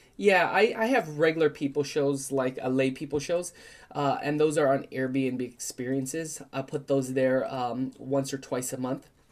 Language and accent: English; San Francisco, California, United States; I grew up in San Francisco